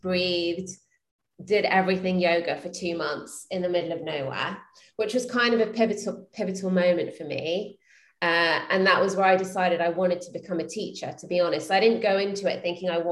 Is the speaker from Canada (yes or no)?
no; London, United Kingdom; moved away as an adult; now in Austin, United States; I'm from London. So I moved here 3 years ago after I got married